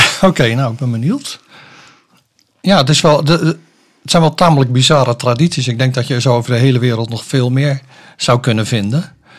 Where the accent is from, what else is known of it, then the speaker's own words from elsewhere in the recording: Soest, Utrecht, Netherlands; moved away as an adult; now in Zeist, Netherlands; ik ben opgegroeid in Soest